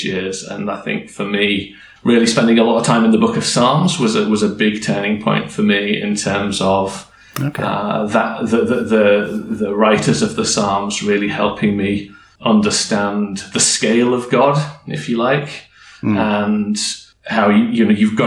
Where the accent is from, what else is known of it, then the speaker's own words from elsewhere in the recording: Yorkshire and the Humber, United Kingdom; I grew up in Yorkshire in the UK.